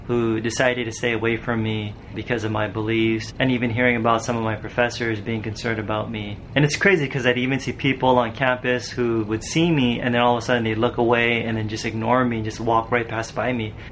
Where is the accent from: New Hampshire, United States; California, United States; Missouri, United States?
California, United States; Los Angeles; I wanted her to see where I grew up back in Cali and LA and get to know my family